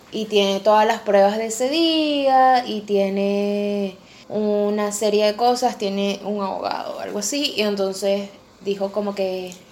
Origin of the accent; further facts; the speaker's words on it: Venezuela; now in Argentina; esa situación yo no la sentía en Venezuela, a pesar de que en Venezuela tuve una que otra experiencia